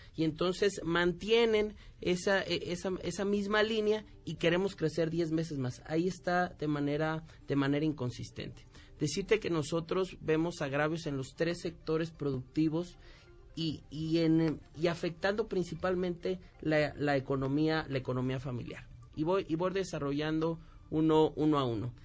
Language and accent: Spanish; Michoacán, Mexico; yo vengo de Michoacán